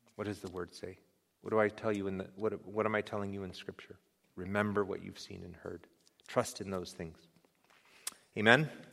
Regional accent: United States; as Americans, as the American church

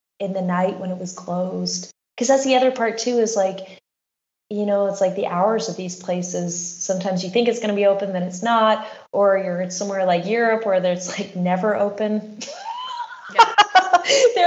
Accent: Anchorage, Alaska, United States; my hometown, Anchorage, Alaska.

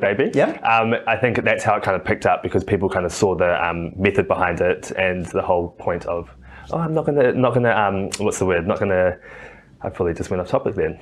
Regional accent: New Zealand; now in Australia; I'm a Kiwi. You can might hear my accent

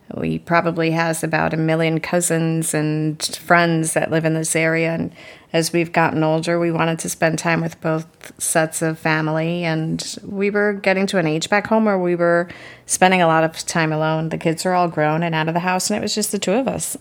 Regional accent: United States; moved away; I was born and raised right outside of Manhattan

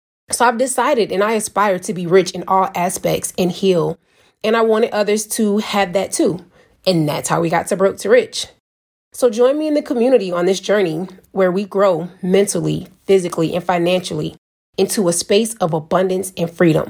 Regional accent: Savannah, Georgia, United States; moved away as an adult; now in Kazakhstan; I'm from Savannah, Georgia, and in the environment and surroundings I grew up

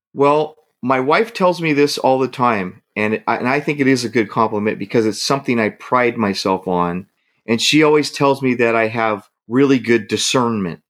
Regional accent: Hayward, California, United States; moved away; my hometown is Hayward. That's what I consider my hometown.

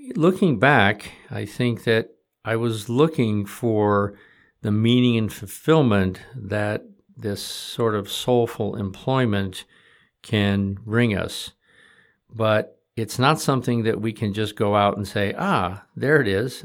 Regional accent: Michigan, United States; growing up in Michigan in the sixties

